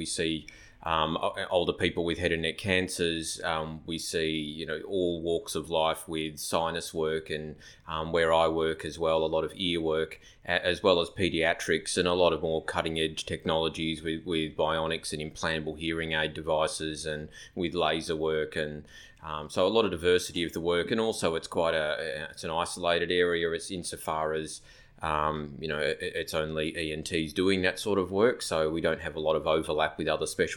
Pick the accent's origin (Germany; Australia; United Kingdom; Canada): Australia; Phillip Island, Victoria; moved away as an adult; now in Cairns, Australia; I'm from rural Victoria, so I grew up down in Phillip Island in South Gippsland